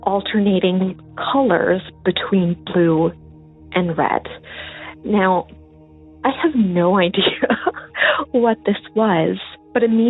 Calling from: Northern Ontario, Canada; I am calling from Northern Ontario, Canada

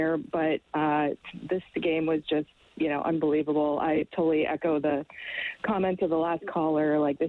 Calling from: Boston, Massachusetts, United States; I'm calling from Boston.

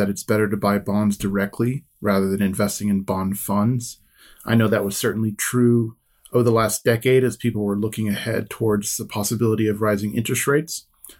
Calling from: New York, United States; I live in New York, but I'm currently calling from Tennessee.

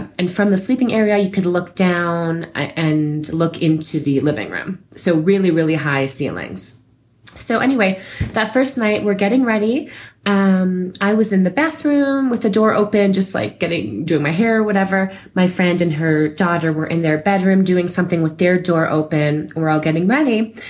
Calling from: Santa Fe, New Mexico, United States; also born or lived in Colorado; I'm calling from Santa Fe, New Mexico.

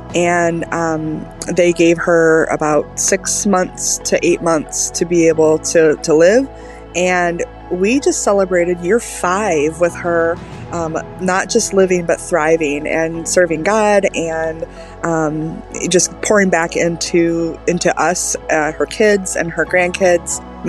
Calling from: Michigan, United States; I am calling from Michigan.

